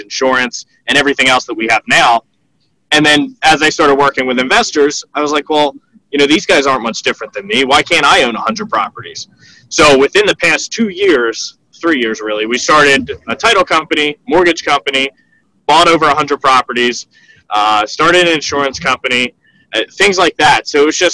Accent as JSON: {"language": "English", "town": "Philadelphia", "region": "Pennsylvania", "country": "United States", "tie": "born or raised there", "said": "I was born in Philadelphia. I lived here my whole life."}